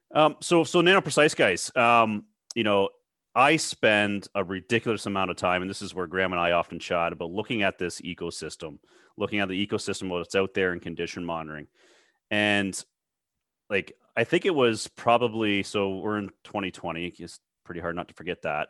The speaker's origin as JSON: {"language": "English", "town": "Toronto", "region": "Ontario", "country": "Canada", "said": "I'm from the Toronto area."}